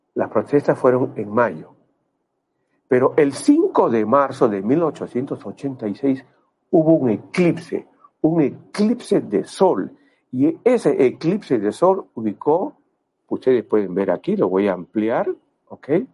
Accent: Peru; moved away as an adult; En el año 92 yo me fui del Perú, tuve la oportunidad, la suerte de irme del Perú

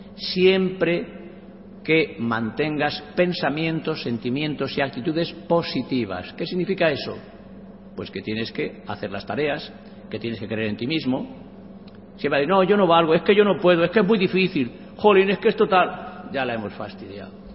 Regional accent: a village in Cuenca, Castilla-La Mancha, Spain; mi pueblo, un pueblo conquense con mil y pico habitantes. Y yo con ocho años

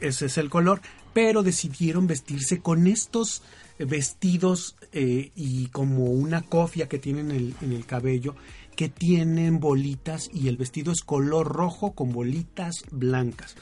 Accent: Mexico City, Mexico; los que somos de Distrito Federal o de la Ciudad de México

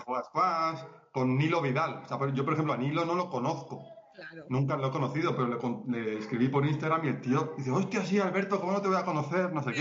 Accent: Spain; moved away as an adult; now in Colombia; soy español

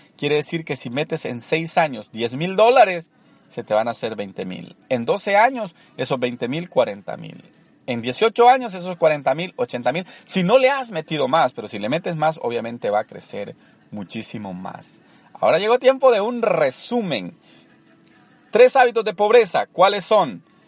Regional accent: El Salvador; moved away as an adult; also born or lived in Orange, California; now in United States; Soy originario de El Salvador, tengo viviendo en Estados Unidos más de una década

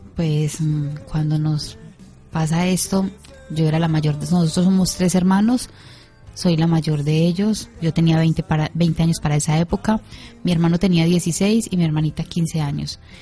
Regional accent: Colombia; yo vengo desde Colombia

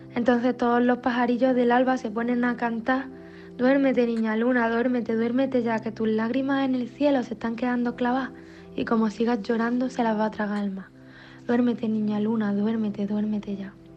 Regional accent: Pozoblanco, Andalusia, Spain; moved away as an adult; also born or lived in Barcelona; soy de Pozo Blanco y que la patrona de mi pueblo es la Virgen de Luna

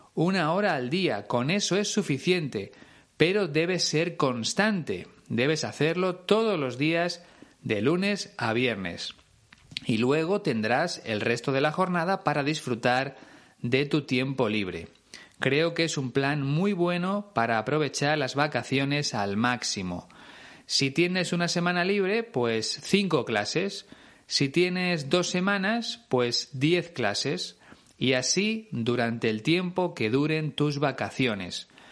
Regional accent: Spain; en mi país.

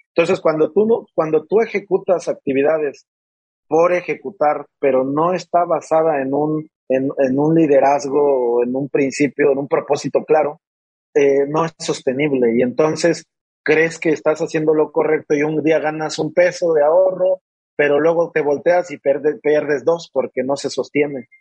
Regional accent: Mexico City, Mexico; moved away as an adult; now in Monterrey, Mexico; Soy originario y nací y me crié durante mis primeros veintitantos años en la Ciudad de México

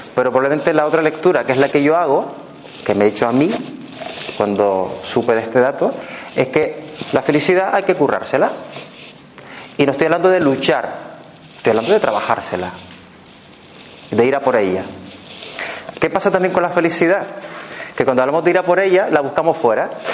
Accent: Canary Islands, Spain; accent: Canarian; now in Barcelona, Spain; yo soy un canario residente en Barcelona. O sea que cuando me a decir cerebro con S, por ejemplo, no es que me pase nada en la boca, es que es mi forma de hablar

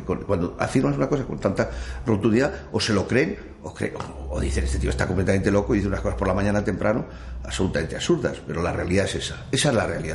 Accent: Madrid, Community of Madrid, Spain; moved away as an adult; also born or lived in France; tengo la desgracia de haber nacido en Madrid

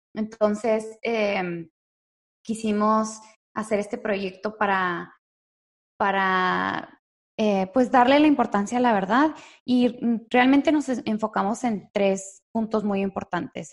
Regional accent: Chihuahua, Mexico; moved away as an adult; also born or lived in Delicias, Chihuahua, Mexico; now in Dallas, United States; nací en la ciudad de, Delicias, pero crecí en la ciudad de Chihuahua. Y viví ahí hasta los 18 años.

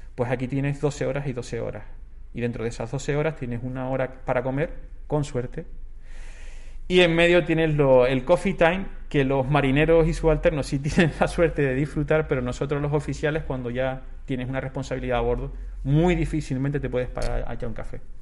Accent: Tenerife, Canary Islands, Spain; soy de Wimar, un pueblito de Tenerife, y siempre he estado en contacto con, con el mar

